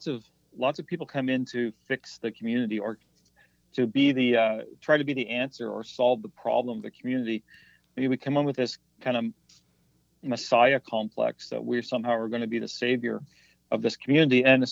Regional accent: the Maritimes, Canada; It's very different than what I grew up with in the Maritimes, very different than what my wife knew as well.

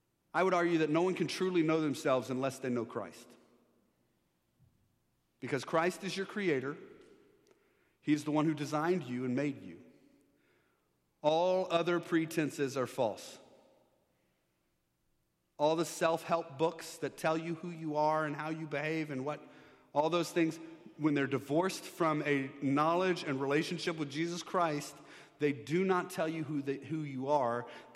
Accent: Texas, United States; I mean, now I'm from Texas. We don't like taxes. We don't like mandates. In Texas, you tell somebody what to do, and they put up a sign saying the opposite.

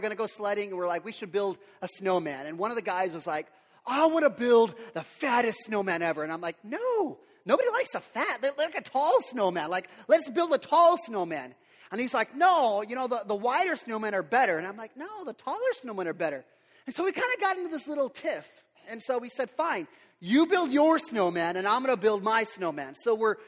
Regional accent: Yakima, Washington, United States; I grew up here in Yakima

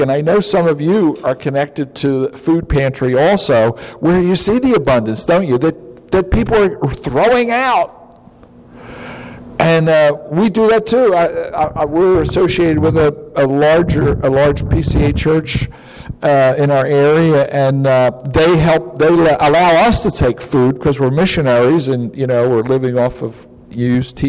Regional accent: United States; moved away; also born or lived in Africa; I'm an American too

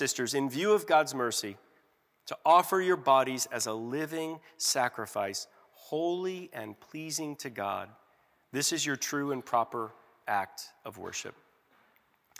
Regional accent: Georgia, United States; in my hometown of Georgia

